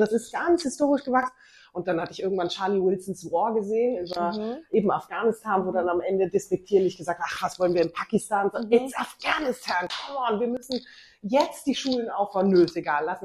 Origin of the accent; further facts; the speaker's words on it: Bavaria, Germany; Ich bin in Bayern groß geworden